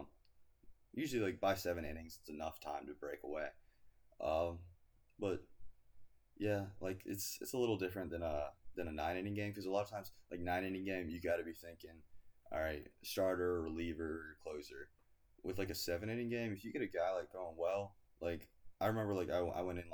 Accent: Greenville, South Carolina, United States; I was born and raised in South Carolina

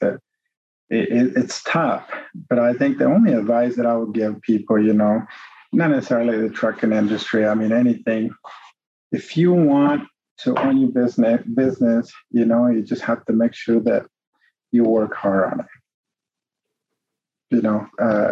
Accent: Mexico; English is a second language; moved away; I'm from Mexico. I was born and raised

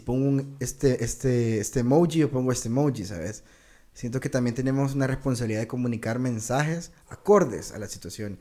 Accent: El Salvador; nuestro país

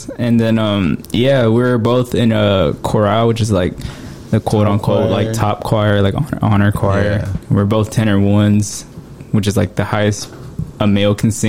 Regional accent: Houston, Texas, United States; I'm actually from the North Side. I'm from 45 and Parker.

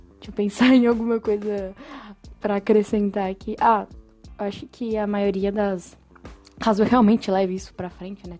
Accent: São Paulo, Brazil; moved away as an adult; now in São João del Rei, Brazil; eu sou de São Paulo, na verdade, e eu me mudei para São João del Rei faz uns dois anos

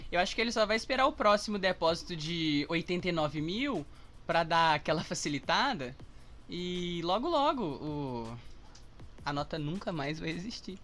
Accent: Sabará, Minas Gerais, Brazil; A minha avó é de Sabará, então eu passei a minha vida inteira em Sabará

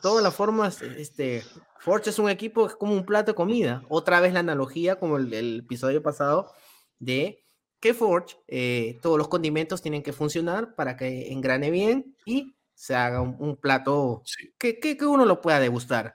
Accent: Peru; yo soy de Perú

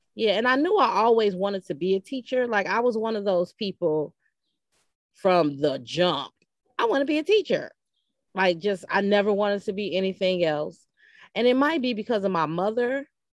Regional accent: Chicago, Illinois, United States; growing up on the West Side because my mother, who was a teacher

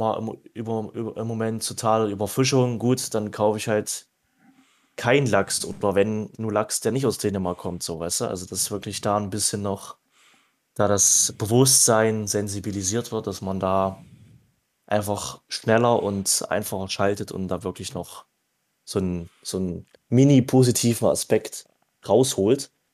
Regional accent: Thuringia, Germany; für mich als Thüringer

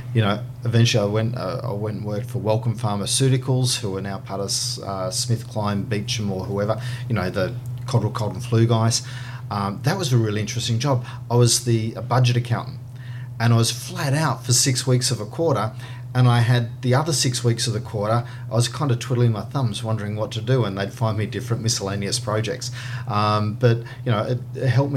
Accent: Sydney, New South Wales, Australia; now in Brisbane, Australia; I was born down in Sutherland Shire in Sydney

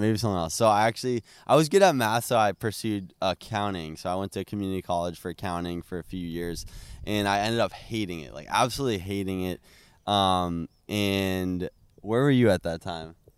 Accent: Plymouth, Massachusetts, United States; we're from Plymouth, Massachusetts

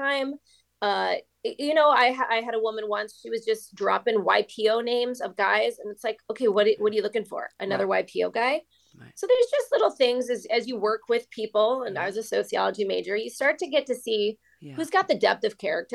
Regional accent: Long Beach, California, United States; I'm from Long Beach, California

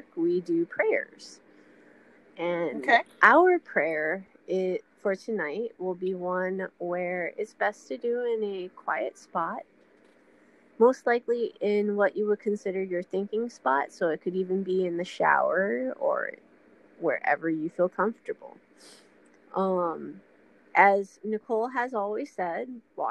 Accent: Honolulu, Hawaii, United States; my hometown, especially Hawaii, it would be up in Papakolea

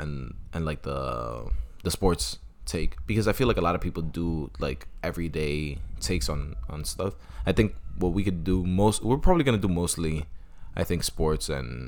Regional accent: New York City, New York, United States; I'm from Manhattan, but I'm from Washington Heights, so I could basically represent anybody who's Latino.

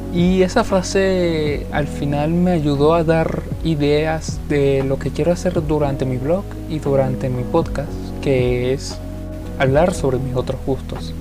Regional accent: Venezuela; soy de Venezuela

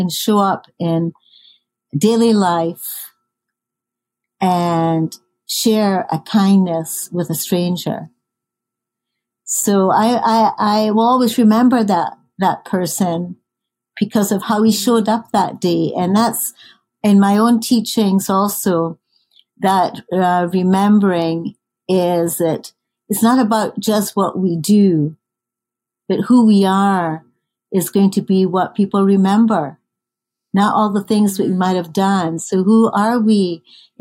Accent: Scotland, United Kingdom; moved away; I grew up in Scotland

